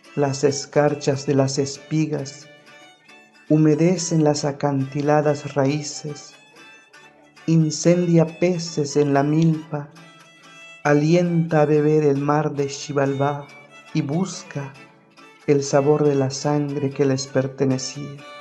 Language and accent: Spanish; Tumbalá, Chiapas, Mexico; first language Ch'ol; Spanish is a second language; formo parte de la cultura chol, nací en Pactiún Tumbalá, Chiapas